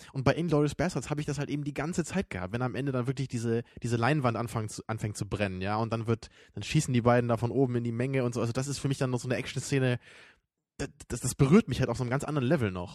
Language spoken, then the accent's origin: German; Germany; weil ich eben als Deutscher